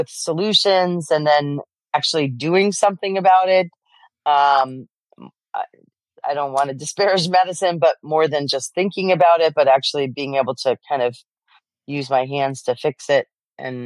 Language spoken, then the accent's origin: English; New Jersey, United States; I grew up in New Jersey. I'm an immigrant child. My parents are from Poland